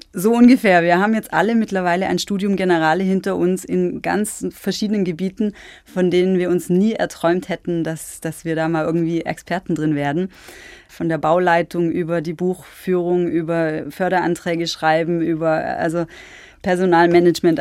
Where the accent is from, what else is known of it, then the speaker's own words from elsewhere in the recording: Schwäbisch Hall, Baden-Württemberg, Germany; moved away as an adult; also born or lived in Albstadt-Ebingen, Baden-Württemberg / Tübingen; now in Leisnig, Germany; Ich bin aufgewachsen in Schwäbisch Hall, mhm. auch in Baden-Württemberg